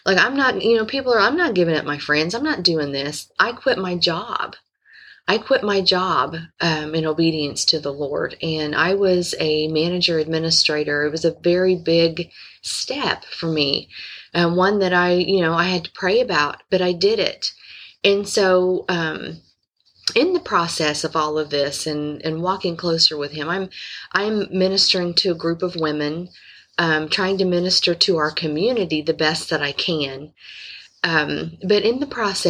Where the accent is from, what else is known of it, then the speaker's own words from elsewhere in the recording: Indiana, United States; I'm from Indiana